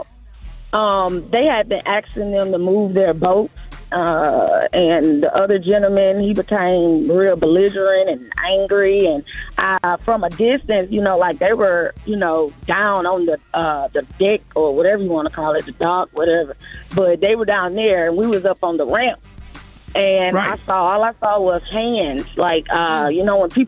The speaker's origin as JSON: {"language": "English", "town": "Selma", "region": "Alabama", "country": "United States", "said": "I'm from Selma"}